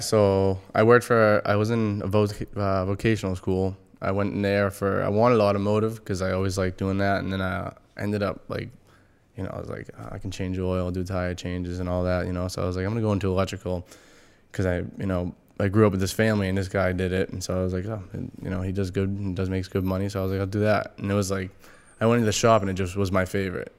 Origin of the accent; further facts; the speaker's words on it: Massachusetts, United States; we're from Mass